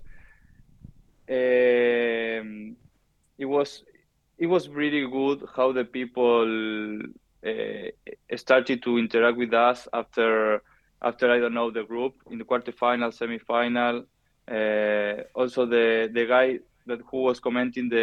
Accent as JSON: {"language": "English", "country": "Argentina", "also_born_or_lived": "France", "second_language": "English", "moved": "as an adult", "lives_now": "Italy", "said": "we, the Argentinian, we come from Spanish and Italian people"}